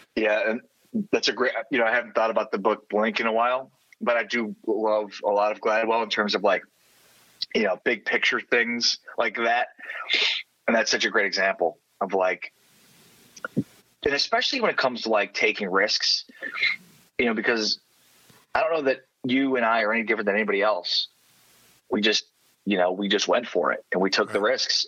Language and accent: English; Chicago, Illinois, United States; moved away as an adult; also born or lived in Moberly, Missouri / Austin, Texas / San Antonio, Texas; growing up in Chicago and living in this tiny town.